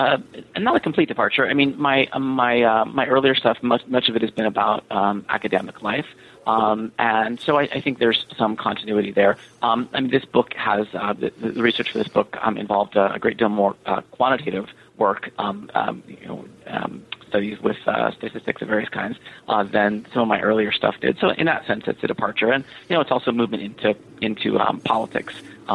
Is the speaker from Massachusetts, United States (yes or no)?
no; California, United States; So I'm an American, born and raised in the San Francisco Bay Area, and have lived a bunch of places at this point.